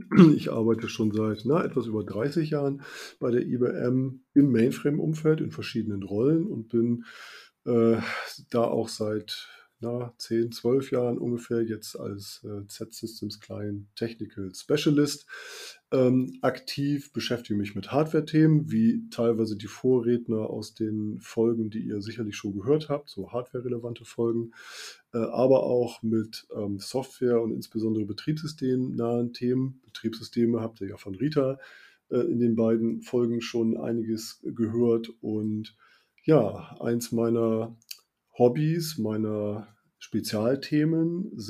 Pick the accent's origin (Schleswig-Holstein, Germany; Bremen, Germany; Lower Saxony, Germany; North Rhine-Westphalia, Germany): Bremen, Germany; ich komme ja nun ähm, ein bisschen von der Küste. Ich komme aus Bremen und ähm, da ist ja die Nordsee nicht weit, da ist Bremerhaven nicht weit, Hamburg ist nicht weit.